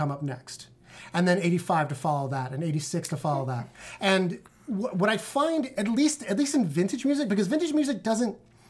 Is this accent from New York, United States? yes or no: yes; New York City, New York, United States; because I grew up in the Bronx when hip-hop was born.